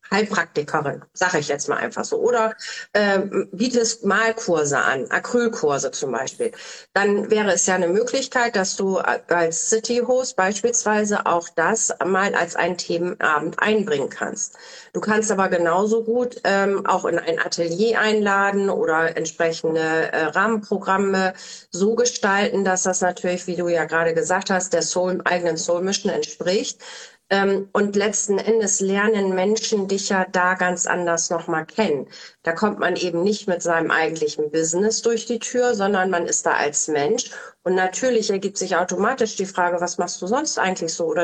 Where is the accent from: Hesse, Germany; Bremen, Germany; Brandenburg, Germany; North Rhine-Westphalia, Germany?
Bremen, Germany; born there; Ich komme ja aus Bremen gebürtig.